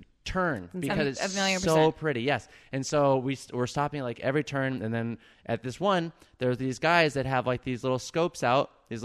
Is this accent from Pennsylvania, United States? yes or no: no; Southern California, United States; moved away; I grew up in Southern California.